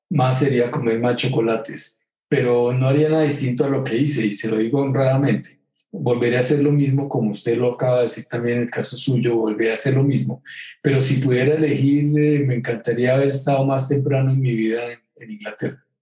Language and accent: Spanish; Girardot, Cundinamarca, Colombia; also born or lived in England; Yo, soy un, hombre de Girardot a Villa del Río Magdalena, pero me confundo entre el Magdalena y el Támesis. Entonces, yo después de que viví en Inglaterra siempre pensé que debería haber sido inglés.